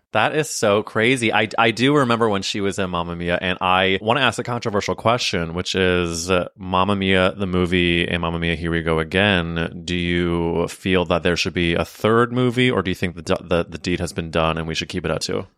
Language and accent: English; Missouri, United States; Missouri, my home state.